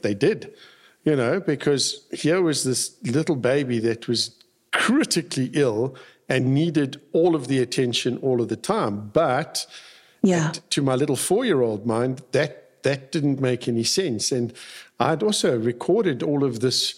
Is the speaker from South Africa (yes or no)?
yes; South Africa; when I was growing up in South Africa, we had compulsory military service.